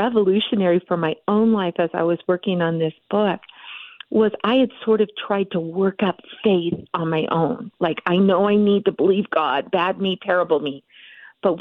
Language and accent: English; Montana, United States; from Montana. I live in the beautiful Big Sky State and was born and raised here.